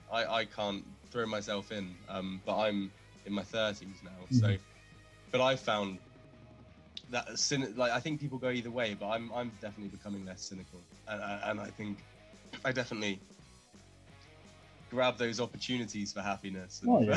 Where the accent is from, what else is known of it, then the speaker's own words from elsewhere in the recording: Cornwall, South West England, United Kingdom; now in Bristol, United Kingdom; as a Cornish person